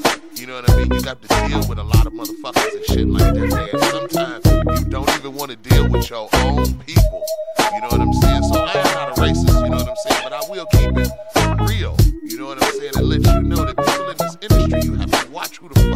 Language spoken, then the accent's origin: English; United States; I'm from America